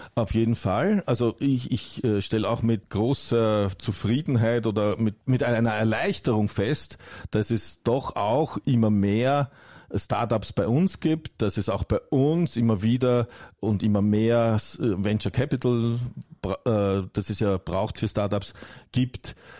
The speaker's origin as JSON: {"language": "German", "country": "Germany", "said": "bei uns in Deutschland"}